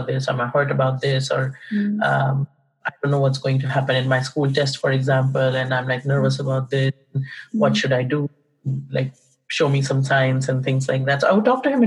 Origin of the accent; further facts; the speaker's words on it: India; also born or lived in England; now in Canada; I was born in India in a Hindu family, and I've lived in India. I lived in England for a bit, and now I'm in Canada at the moment.